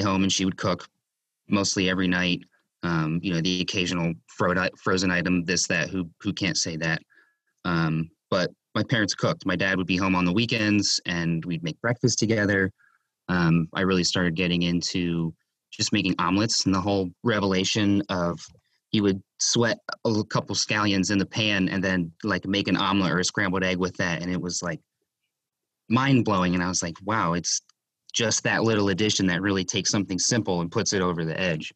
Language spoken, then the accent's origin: English; Severna Park, Maryland, United States; also born or lived in Howard County, Maryland / Millersville, Maryland / Westminster, Maryland; I was born in Howard County General Hospital, and grew up in Severna Park, like Glen Burnie area